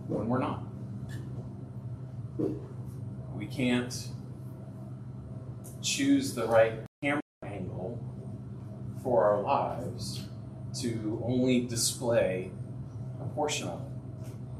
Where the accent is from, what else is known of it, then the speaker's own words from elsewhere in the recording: Ohio, United States; I'm from Ohio.